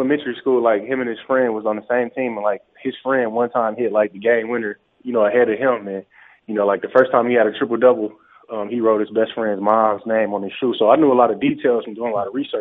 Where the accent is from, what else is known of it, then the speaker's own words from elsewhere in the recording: Flint, Michigan, United States; moved away as an adult; now in Utah, United States; my hometown of Flint, Michigan